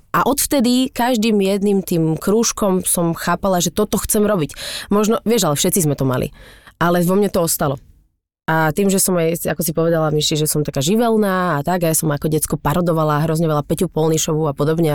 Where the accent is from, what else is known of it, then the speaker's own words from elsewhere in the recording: Bratislava, Bratislava Region, Slovakia; ja som dievča z Bratislavy